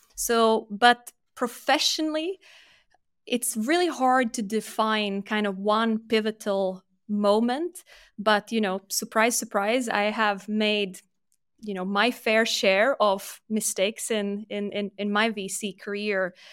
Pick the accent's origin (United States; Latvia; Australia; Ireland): Latvia; moved away as an adult; also born or lived in United Kingdom; I'm born and raised in Latvia, but was lucky enough to get a scholarship and study in the U K, so started my career there